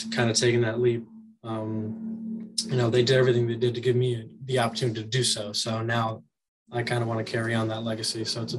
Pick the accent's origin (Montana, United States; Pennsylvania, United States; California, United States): California, United States; San Diego; also born or lived in Tijuana; I hail from San Diego, California, and I'm Mexican.